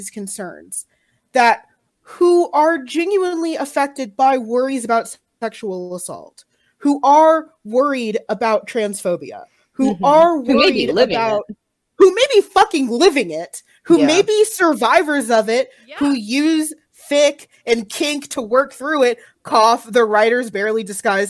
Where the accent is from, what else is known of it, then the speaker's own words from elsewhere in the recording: Texas, United States; as a Texan